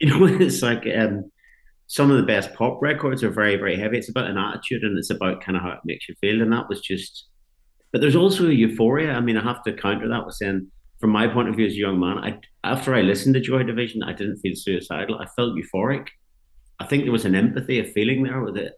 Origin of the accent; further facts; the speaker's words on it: Ballyclare, Northern Ireland, United Kingdom; growing up in Northern Ireland was like in the seventies